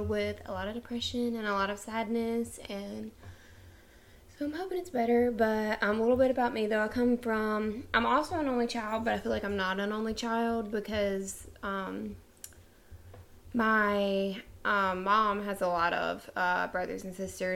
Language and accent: English; South Carolina, United States; We're from a really small town in South Carolina